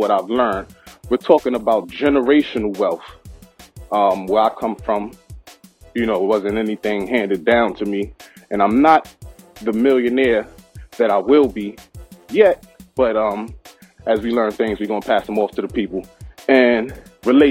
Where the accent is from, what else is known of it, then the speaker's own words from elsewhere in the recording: New York City, New York, United States; I grew up in Brooklyn, Best Stop precisely, where they don't act politely.